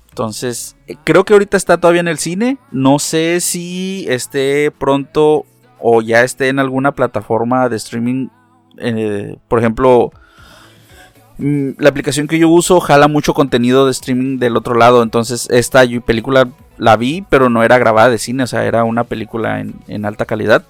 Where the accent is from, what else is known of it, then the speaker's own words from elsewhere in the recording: Mexico; no todos los mexicanos hablamos con con ese acento